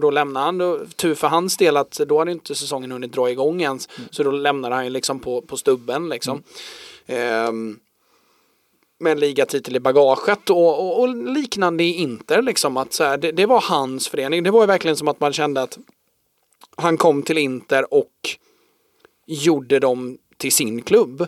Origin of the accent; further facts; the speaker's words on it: Sweden; för oss då som svenskar